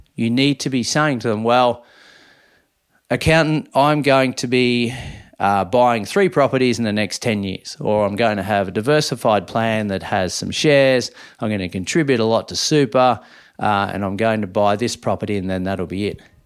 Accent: Minyip, Victoria, Australia; born or raised there; moved away

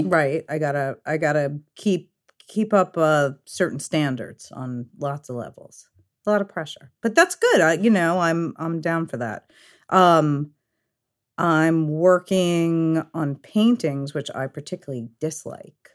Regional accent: New York City, New York, United States; also born or lived in Long Island; I'm originally from Fresh Meadows, Queens.

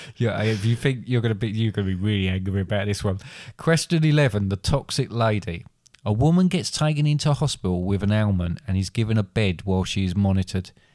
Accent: England, United Kingdom; I'm English

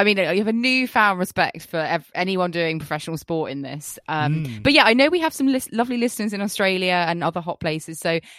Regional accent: United Kingdom; We're not British if we don't talk about the weather

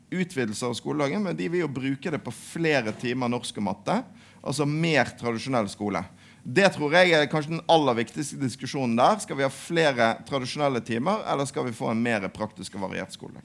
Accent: Western Norway, Norway; jeg er fra Vestlandet

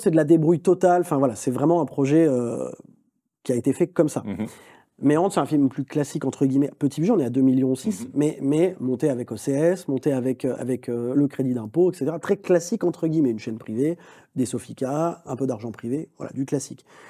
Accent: France; Je suis français

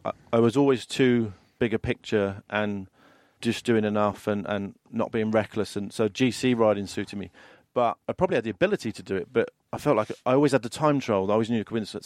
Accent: London, United Kingdom; I grew up in London

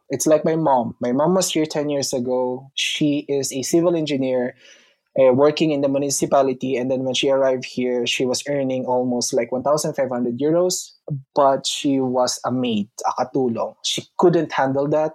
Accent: Philippines; moved away as an adult; now in Italy; I'm a Filipino

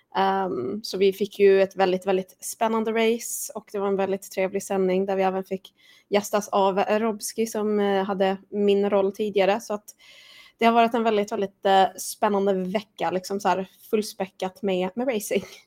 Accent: Sweden; som svensk

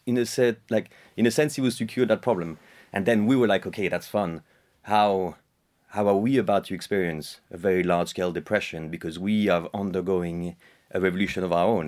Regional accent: France; My dad is, uh, Irish, and, uh, I was, uh, I was raised in France

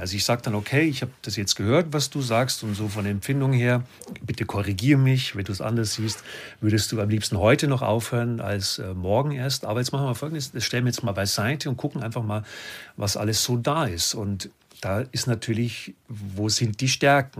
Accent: Lower Bavaria, Germany; Ich komme aus Bayern

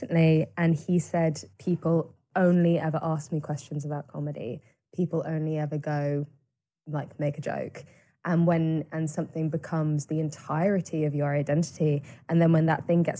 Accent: Cirencester, South West England, United Kingdom; Barn Theatre in Siren Sister, which is my hometown

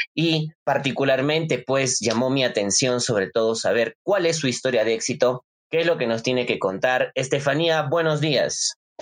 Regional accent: Arequipa, Peru; nos representa como arequipeños

